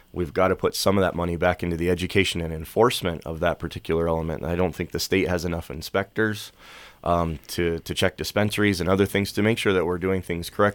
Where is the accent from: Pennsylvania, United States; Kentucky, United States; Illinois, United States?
Pennsylvania, United States; moved away; So we moved here in the mid-90s. My parents and I came from Pennsylvania, and my dad came here to be a missionary.